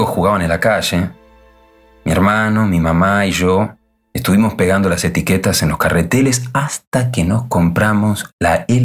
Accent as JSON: {"language": "Spanish", "town": "Villa Lynch", "region": "Buenos Aires", "country": "Argentina", "tie": "born or raised there", "said": "En 1952, por razones familiares, emigramos a la Argentina mi infancia en Villa Lynch la pasé entre la escuela y la calle."}